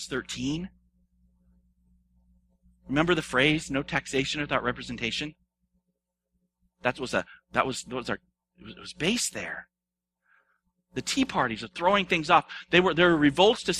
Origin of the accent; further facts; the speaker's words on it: United States; I am an American